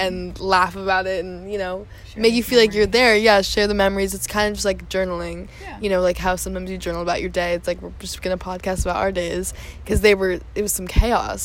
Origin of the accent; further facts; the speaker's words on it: United States; I'm from the United States